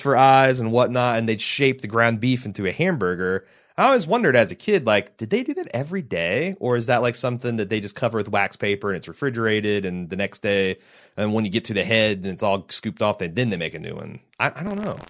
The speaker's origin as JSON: {"language": "English", "region": "Midwest", "country": "United States", "said": "I'm a Midwesterner."}